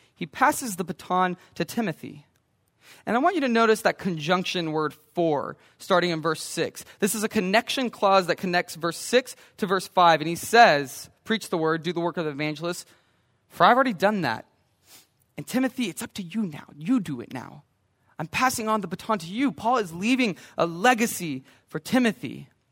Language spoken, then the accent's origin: English; Brenham, Texas, United States; when I grew up in Brenham